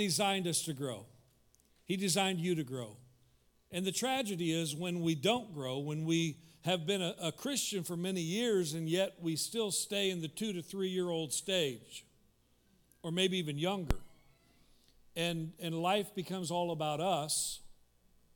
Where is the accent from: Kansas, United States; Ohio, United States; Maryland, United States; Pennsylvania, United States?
Kansas, United States; moved away; I grew up in Kansas